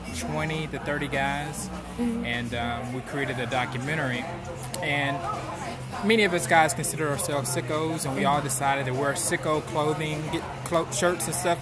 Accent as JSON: {"language": "English", "town": "Lexington", "region": "Kentucky", "country": "United States", "moved": "as an adult", "lives_now": "Nashville, United States", "said": "We're from Lexington, Kentucky."}